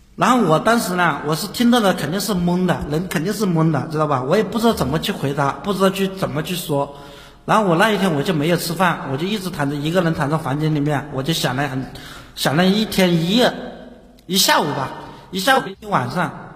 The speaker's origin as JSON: {"language": "Chinese", "region": "Hunan", "country": "China", "accent": "Hunan-accented Mandarin", "said": "我是湖南的"}